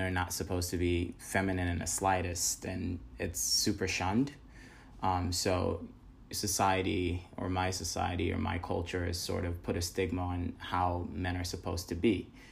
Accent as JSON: {"language": "English", "country": "Ghana", "tie": "born or raised there", "moved": "yes", "said": "I am originally from Ghana in West Africa. Growing up in Ghana"}